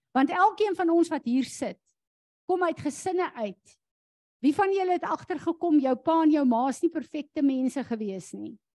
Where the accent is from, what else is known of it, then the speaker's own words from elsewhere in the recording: South Africa; ons as Suid-Afrikaners